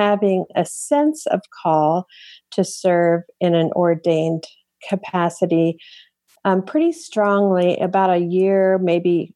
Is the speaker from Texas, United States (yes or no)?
no; Longmont, Colorado, United States; Longmont, Colorado, my hometown